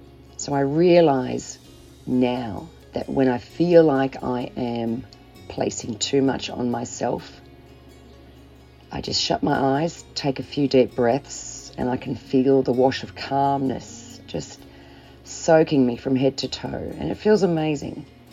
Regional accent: Melbourne, Victoria, Australia; from Melbourne, Australia.

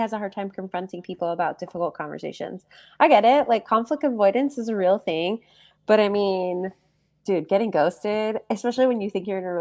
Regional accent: New Jersey, United States; I grew up in Jersey

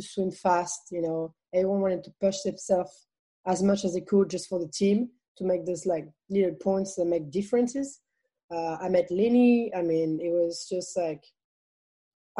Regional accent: France; English is a second language; moved away as an adult; also born or lived in Texas; coming from France to Texas

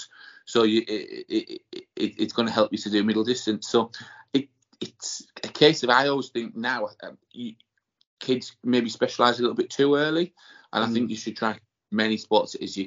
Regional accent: Middlesbrough, North East England, United Kingdom; moved away as an adult; also born or lived in Newcastle / London; I grew up in Middlesbrough, sort of born and bred here

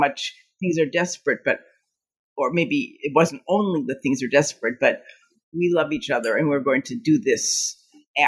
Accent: Cleveland, Ohio, United States; moved away as an adult; also born or lived in Pittsburgh / Ithaca; now in Chicago, United States; I grew up in Cleveland, lived there for about 18 years

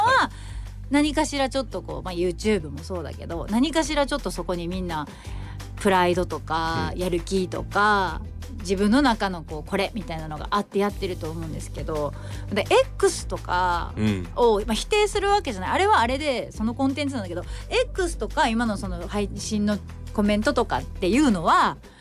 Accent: Japan; 日本で生まれ育った

